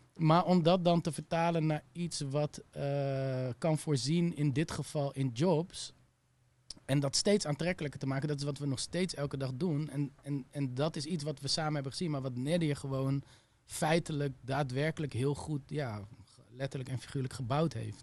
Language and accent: Dutch; Utrecht, Netherlands; moved away as an adult; also born or lived in Amsterdam; ging ik weer terug naar Utrecht, waar ik vandaan kom